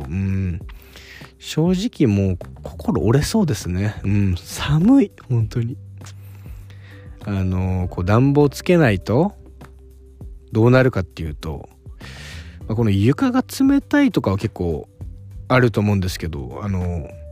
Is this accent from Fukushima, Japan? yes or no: no; Okinawa, Japan; now in Tokyo, Japan; 沖縄出身の